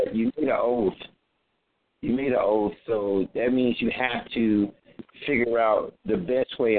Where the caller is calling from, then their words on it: Atlanta, Georgia, United States; and I'm calling from Atlanta, Georgia.